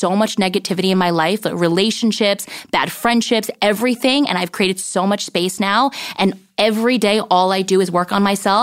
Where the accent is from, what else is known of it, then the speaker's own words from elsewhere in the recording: New Jersey, United States; moved away as an adult; also born or lived in Brooklyn, New York; now in Los Angeles, United States; I grew up in New Jersey